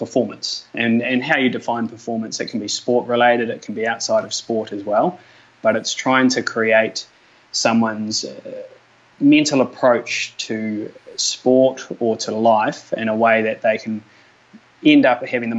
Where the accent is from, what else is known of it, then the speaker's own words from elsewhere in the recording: Mosgiel, Otago, New Zealand; I grew up down in Mosgiel, down south in Dunedin there